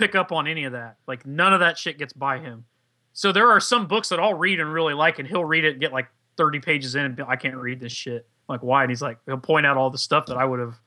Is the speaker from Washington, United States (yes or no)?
no; Indiana, United States; I'm a hillbilly. I'm from Indiana